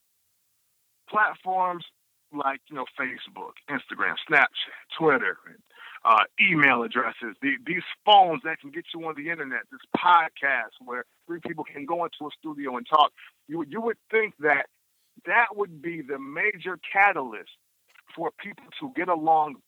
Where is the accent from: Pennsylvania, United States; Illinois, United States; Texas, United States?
Illinois, United States; I'm from Illinois